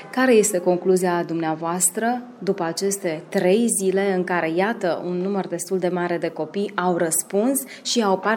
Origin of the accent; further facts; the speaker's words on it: Petrovasella, Vojvodina, Serbia; am 15 ani și sunt din Petrovasola.